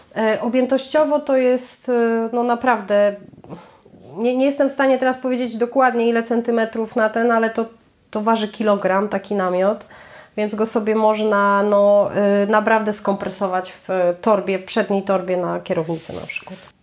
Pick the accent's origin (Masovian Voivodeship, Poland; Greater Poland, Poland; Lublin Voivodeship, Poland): Masovian Voivodeship, Poland; z Mazowszem, tak? To, jest moje, to są moje rodzinne strony.